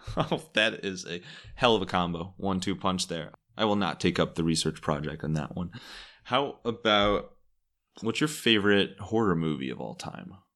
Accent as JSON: {"language": "English", "town": "Cleveland", "region": "Ohio", "country": "United States", "said": "I was from Cleveland"}